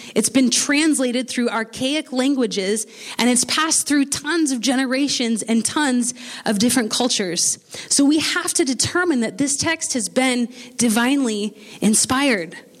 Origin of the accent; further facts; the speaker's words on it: United States; accent: American; my American accent